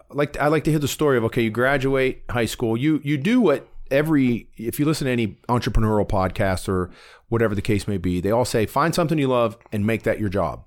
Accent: Warren, Ohio, United States; Those, that's the fond memories I have of growing up in Warren.

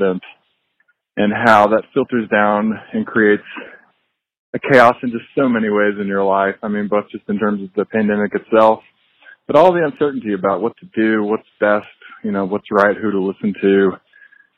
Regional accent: Amarillo, Texas, United States; I live in Amarillo, Texas, and I own a part owner of a restaurant here, and also just grew up here

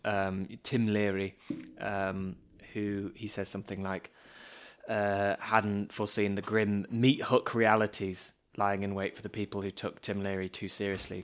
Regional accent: United Kingdom; As two British boys

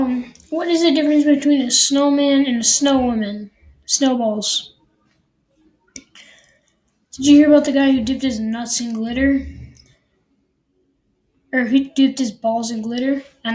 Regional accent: Denver, Colorado, United States; I'm from Denver.

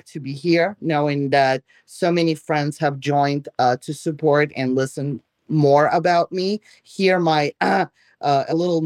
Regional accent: Belarus; first language Russian; English is a second language; also born or lived in New York, United States; now in Florida, United States; I was born in Belarus, came here 30 years ago, lived in New York for 30 years.

